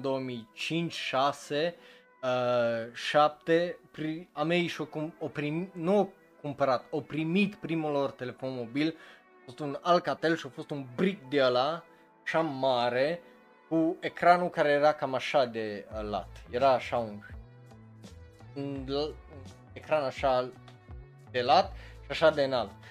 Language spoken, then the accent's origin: Romanian; Romania; la noi în România